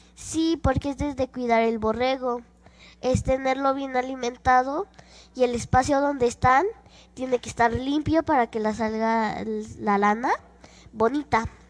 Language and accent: Spanish; Tlaquilpa, Veracruz, Mexico; now in Mexico City, Mexico; vivo acá en la Ciudad de México, pero nací en Tlaquilpa, Veracruz.